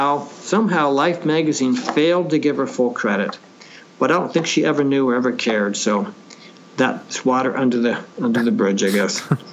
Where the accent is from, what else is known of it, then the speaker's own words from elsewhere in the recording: Lynn, Massachusetts, United States; I was an usher at a … concert in my hometown of Lynn, Massachusetts.